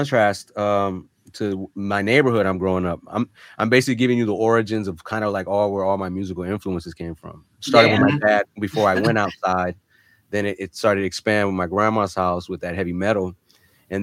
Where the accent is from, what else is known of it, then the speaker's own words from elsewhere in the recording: North Miami, Florida, United States; also born or lived in Germany; I was an army brat for a while, but was located, we pretty much set roots down in Miami, Florida, North Miami to be exact, when I was about 5 years old